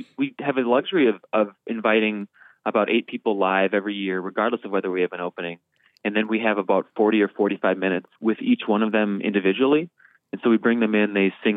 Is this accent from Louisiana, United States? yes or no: no; Northeast Iowa, United States; also born or lived in New York City; now in Minneapolis, United States; I'm originally from Northeast Iowa